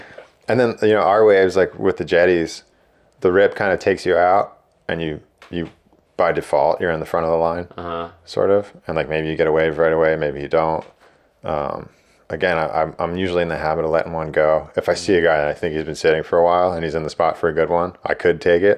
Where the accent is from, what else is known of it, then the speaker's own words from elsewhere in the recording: East Coast, United States; And I'm from the East Coast, so like I don't need the best wave